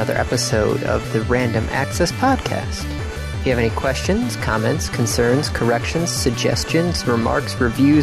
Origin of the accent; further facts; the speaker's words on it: Ann Arbor or Saline or Detroit, Michigan, United States; growing up in Ann Arbor or Saline or Detroit